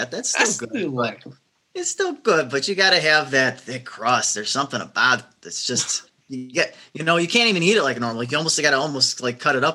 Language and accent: English; Chicago, Illinois, United States; I'm from Chicago